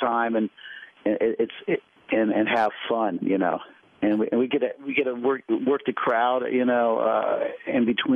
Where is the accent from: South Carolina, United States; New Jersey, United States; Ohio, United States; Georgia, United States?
Ohio, United States; moved away; also born or lived in New York; I grew up in Ohio